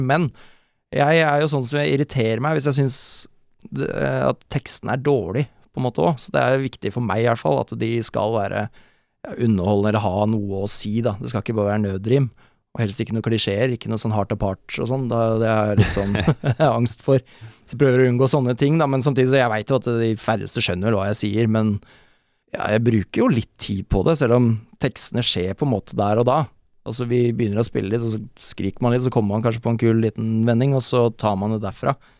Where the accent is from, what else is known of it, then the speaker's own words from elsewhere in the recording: Oslo, Norway; jeg er fra Bøler, Oslo.